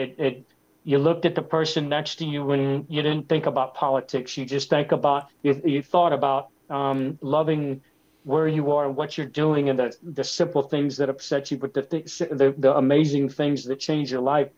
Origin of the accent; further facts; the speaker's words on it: Floral City, Florida, United States; as a kid growing up in Florida